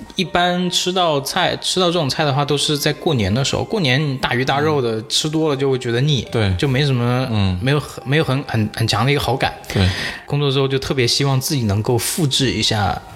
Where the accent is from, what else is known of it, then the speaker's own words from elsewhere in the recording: Jiangxi, China; 我是南方人江西人嘛